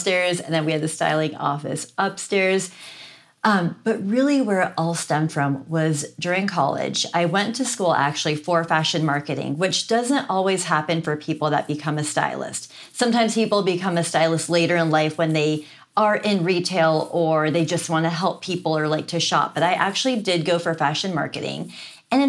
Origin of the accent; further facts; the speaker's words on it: Seattle, Washington, United States; I'm from Seattle, Washington.